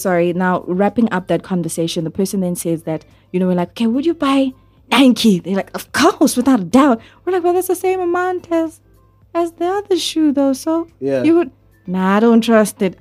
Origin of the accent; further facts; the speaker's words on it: South Africa; I'm a South African.